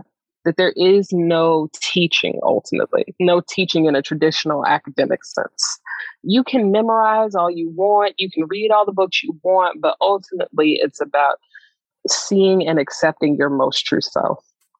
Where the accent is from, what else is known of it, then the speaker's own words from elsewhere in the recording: the South, United States; like, you know, like Black, Southern, you know what I mean? It's like growing up in the South, like people are not cool with talking about mysticism in this way.